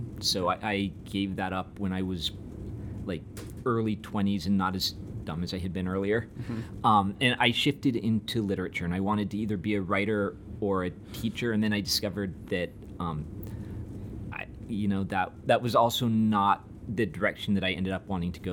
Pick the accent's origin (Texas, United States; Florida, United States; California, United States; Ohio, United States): California, United States; suburbs north of San Diego, Southern; moved away as an adult; also born or lived in Utah / New York; I grew up in Southern California, in the suburbs just north of San Diego.